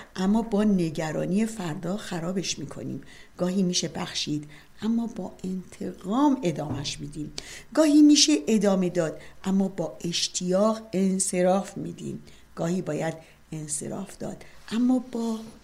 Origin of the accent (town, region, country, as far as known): Tehran, Tehran Province, Iran; born or raised there; moved away as an adult; also born or lived in Chalus, Iran; now in Canada